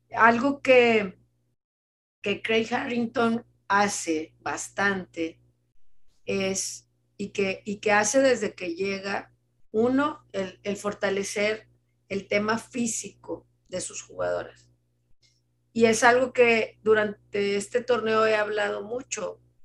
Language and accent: Spanish; Monterrey, Nuevo León, Mexico; Como regios